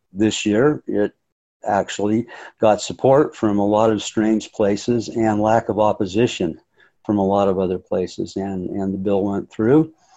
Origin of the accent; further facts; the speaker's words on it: North Ogden, Utah, United States; also born or lived in Hawaii / Brazil / Colorado / California; I was born and raised in North Ogden, uh, spent virtually my entire life here